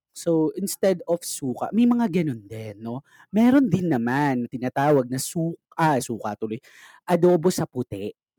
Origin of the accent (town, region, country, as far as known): Philippines